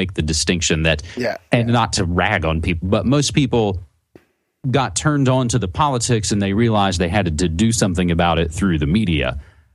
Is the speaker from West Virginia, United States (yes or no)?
yes; West Virginia, United States; moved away; back in my home state where I'm originally from, in West Virginia on the East Coast